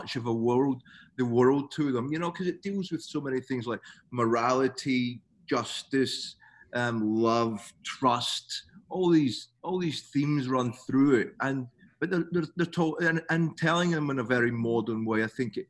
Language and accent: English; Scotland, United Kingdom; moved away as an adult; now in Melbourne, Australia; I'm obviously Scottish